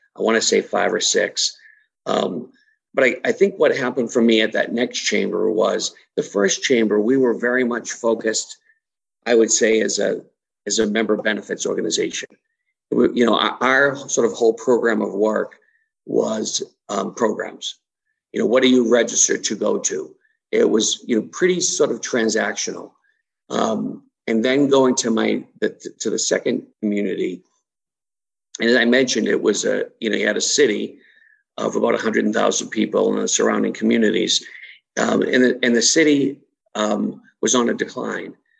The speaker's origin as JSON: {"language": "English", "region": "Massachusetts", "country": "United States", "tie": "born or raised there", "also_born_or_lived": "Brockton, Massachusetts / Midwest", "moved": "as an adult", "said": "born and raised in Massachusetts"}